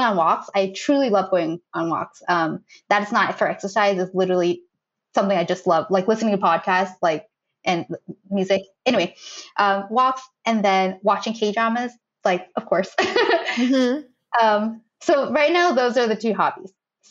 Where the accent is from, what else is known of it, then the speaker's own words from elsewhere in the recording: Boston, Massachusetts, United States; moved away as an adult; also born or lived in Fiji; now in Tokyo, Japan; We're both from Boston.